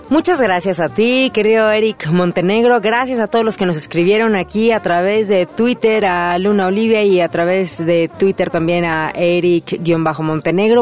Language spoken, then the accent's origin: Spanish; Mexico; nos queda a nosotros como mexicanos